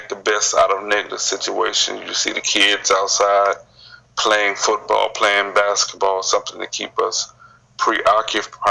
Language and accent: English; Houston, Texas, United States; the area that I grew up in, I'm right at the borderline between Sunnyside and South Park